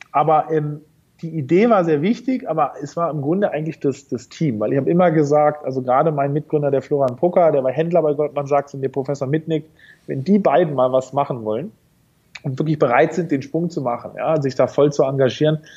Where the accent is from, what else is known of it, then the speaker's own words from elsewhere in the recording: Norderney, Lower Saxony, Germany; also born or lived in Berlin; also ich bin geboren in Berlin und aufgewachsen bin ich auf äh, einer kleinen Nordseeinsel, Norderney, äh, ah. liegt in der Nähe von Holland.